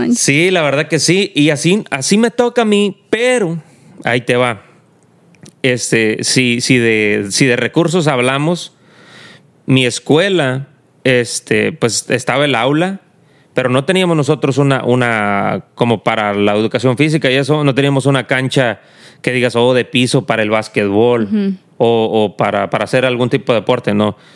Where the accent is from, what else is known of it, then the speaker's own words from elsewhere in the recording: Mexico; donde yo estudio, allá en México, eh, pues en el, en el rancho de donde yo soy